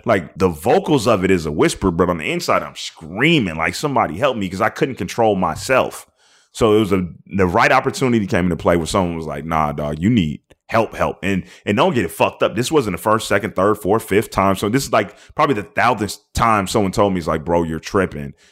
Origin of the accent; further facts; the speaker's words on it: Seattle, Washington, United States; I'm from Seattle, so it's all dreary and shitty looking